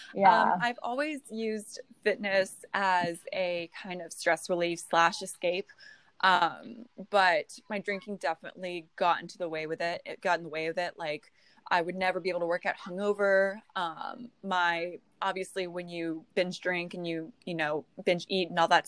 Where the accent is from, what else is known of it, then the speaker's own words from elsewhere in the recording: California, United States; now in North Carolina, United States; I'm originally from California.